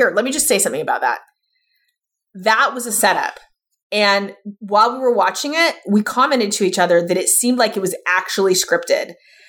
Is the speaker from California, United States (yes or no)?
yes; San Francisco, California, United States; we're from San Francisco, which is not style capital of the world.